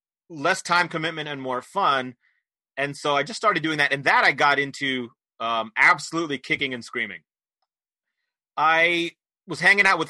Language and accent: English; Poughkeepsie, New York, United States; moved away as an adult; now in Philadelphia, United States; I grew up in New York State, in Poughkeepsie, New York, but I've been here since college, so I've been in Philly for some close to 30 years now